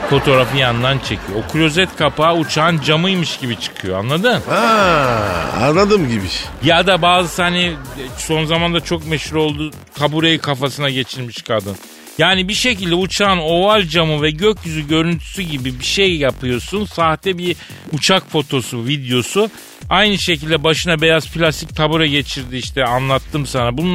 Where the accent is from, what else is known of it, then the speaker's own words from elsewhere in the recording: Araklı, Trabzon, Turkey; Araklıyım akıllı ol.